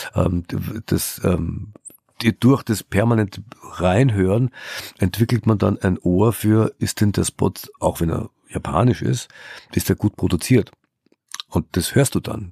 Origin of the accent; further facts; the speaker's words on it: Austria; moved away; also born or lived in Germany; in Österreich, Schande über, über mein, mein Heimatland